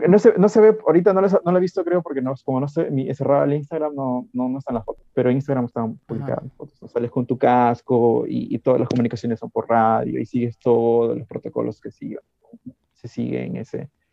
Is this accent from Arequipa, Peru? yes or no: no; Piura, Peru; Como soy piurano y he crecido en, en, Arenales